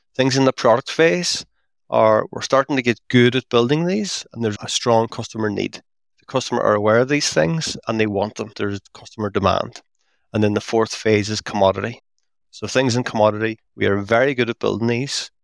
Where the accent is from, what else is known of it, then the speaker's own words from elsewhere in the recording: Derry, Northern Ireland, United Kingdom; now in Belfast, United Kingdom; So, I'm based in Belfast. I'm from Derry, up in the very northwest of Ireland.